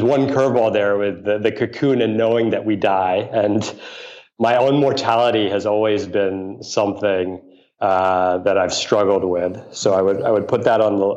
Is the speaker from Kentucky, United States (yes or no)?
no; New York City, New York, United States; I grew up in New York City